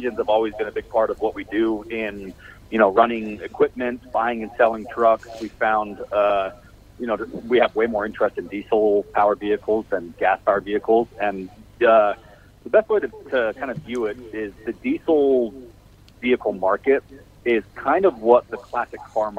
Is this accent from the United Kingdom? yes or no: no; Salt Lake City, Utah, United States; Salt Lake City, Utah.